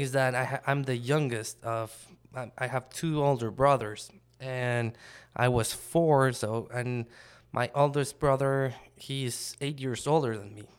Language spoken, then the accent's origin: English; Mexico City, Mexico; moved away as an adult; now in United States; I grew up in Mexico City